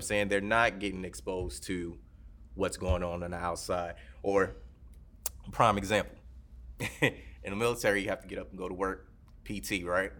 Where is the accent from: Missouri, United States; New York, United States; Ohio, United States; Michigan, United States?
Michigan, United States; Detroit; moved away; I grew up in Detroit, so I've heard gunshots